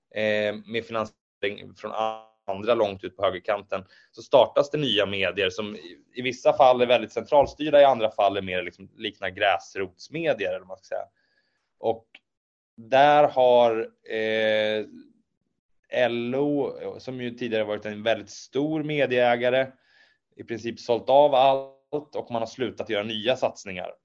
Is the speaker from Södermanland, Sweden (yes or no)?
yes; Eskilstuna, Södermanland, Sweden; also born or lived in Norrköping; Jag, jag växte upp i eh, Eskilstuna och Nyköping